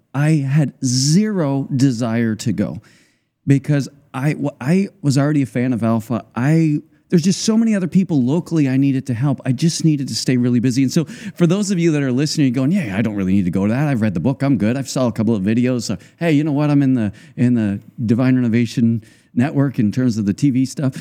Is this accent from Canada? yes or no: yes; Canada; I'm from Canada